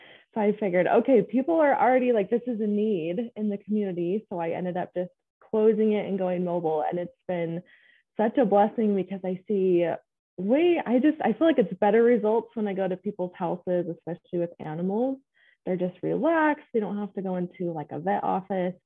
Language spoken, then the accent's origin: English; Clinton, Utah, United States; I grew up in Clinton in Davis County. born and raised there